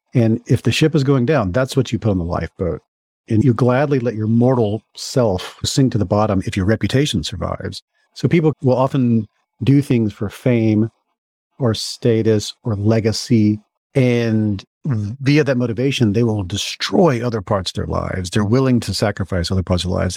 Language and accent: English; Mississippi, United States; So I grew up in Mississippi and my family is all still in Mississippi